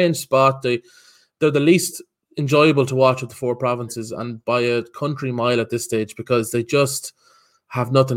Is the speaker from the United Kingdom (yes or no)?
no; Ireland; as an Irishman